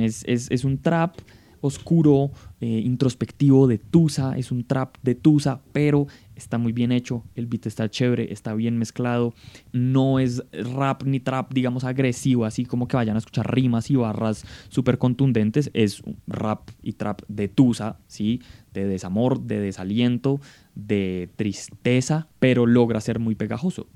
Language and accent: Spanish; Colombia